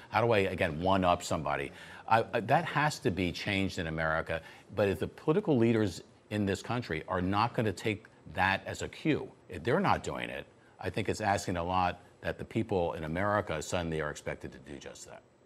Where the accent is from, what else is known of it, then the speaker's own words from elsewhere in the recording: Florida, United States; I come from Florida